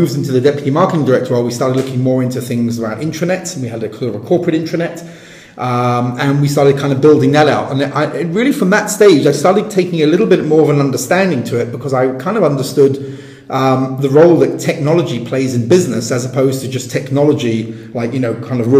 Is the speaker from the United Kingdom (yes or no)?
yes; England, United Kingdom; first language English; moved away as an adult; as an Englishman kind of based abroad